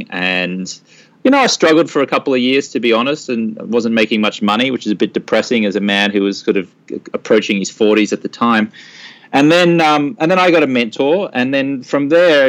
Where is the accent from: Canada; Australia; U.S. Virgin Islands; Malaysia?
Australia; Brisbane, Queensland; moved away as an adult; now in United States; I'm from Brisbane, Australia, and I used to be a newspaper reporter